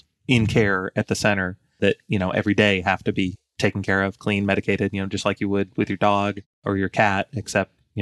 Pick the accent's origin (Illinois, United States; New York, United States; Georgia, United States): Georgia, United States; Atlanta; I'm born and raised in Atlanta